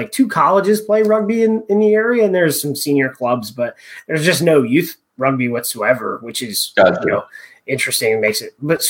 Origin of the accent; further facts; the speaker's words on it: La Verne, California, United States; A place called Laverne. But interestingly, there's Eastern LA County.